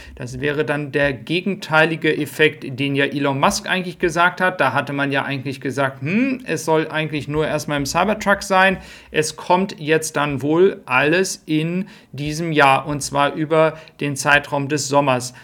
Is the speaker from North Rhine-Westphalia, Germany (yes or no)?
no; Flensburg, Schleswig-Holstein, Germany; ich bin gebürtiger Flensburger